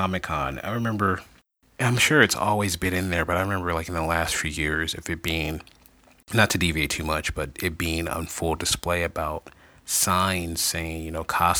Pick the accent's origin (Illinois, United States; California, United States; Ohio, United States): Illinois, United States; Chicago; because we're from the Chicagoland area